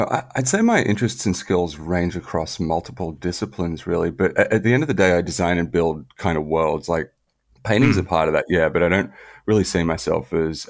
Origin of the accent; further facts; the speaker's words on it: Melbourne, Victoria, Australia; No, I grew up in Australia. So I'm a Swiss national and Australian national dual citizen. And but grew up here in Melbourne, Australia.